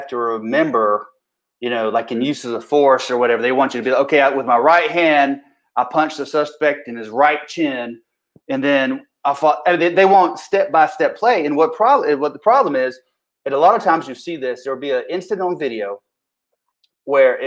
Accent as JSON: {"language": "English", "area": "McDowell County", "region": "North Carolina", "country": "United States", "accent": "mountain", "said": "I'm from McDowell County, of course, if you pick up on the mountain accent."}